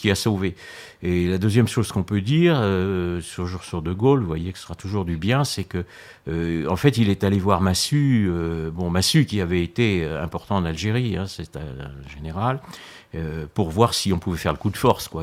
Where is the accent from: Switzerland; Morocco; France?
France; je suis né en France